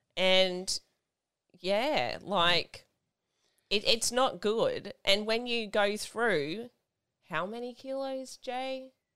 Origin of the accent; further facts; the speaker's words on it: Australia; I clearly was born here in Australia